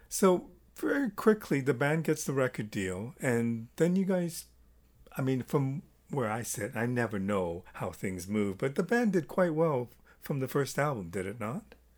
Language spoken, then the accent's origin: English; Toronto, Ontario, Canada; I'm from Toronto, Canada